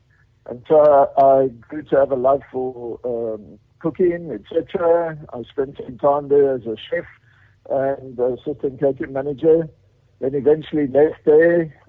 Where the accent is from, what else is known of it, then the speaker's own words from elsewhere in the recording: Alberton, Gauteng, South Africa; now in Western Cape, South Africa; Okay, so I'm from Johannesburg. I was born below the tracks, the horse racing tracks in Lindmeyer, Alberton.